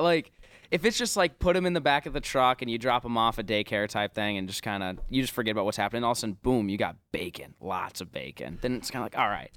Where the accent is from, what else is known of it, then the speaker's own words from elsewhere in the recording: Omaha, Nebraska, United States; growing up in Omaha